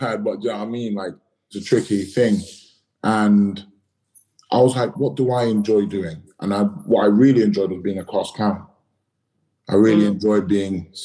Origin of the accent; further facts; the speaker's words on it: London, United Kingdom; I grew up in Battersea